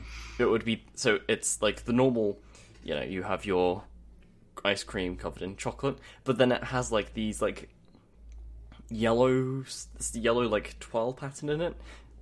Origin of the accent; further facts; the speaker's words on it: United Kingdom; Or I'm British, so of course I make the … videos as well.